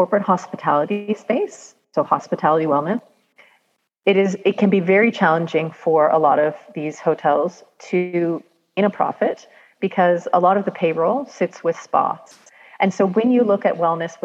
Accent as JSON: {"language": "English", "country": "Canada", "said": "I'm Canadian."}